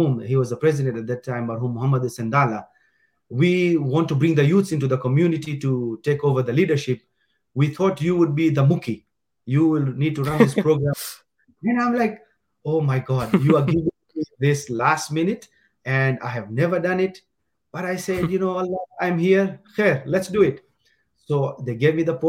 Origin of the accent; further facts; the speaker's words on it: Dar es Salaam, Tanzania; moved away as an adult; now in Edmonton, Canada; born and raised in Dar-es-Salaam